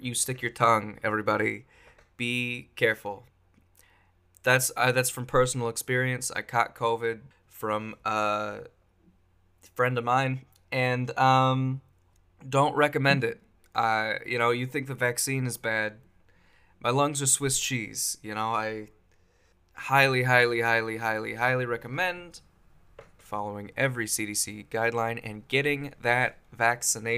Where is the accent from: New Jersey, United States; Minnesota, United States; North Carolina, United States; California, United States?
California, United States; Bay Area; now in Washington, United States; I'm from California. I grew up in the Bay Area